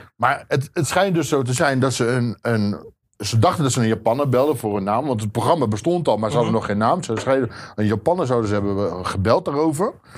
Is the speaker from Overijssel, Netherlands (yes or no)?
yes; Zwolle, Overijssel, Netherlands; moved away as an adult; now in North Holland, Netherlands; Ik kom uit Zwolle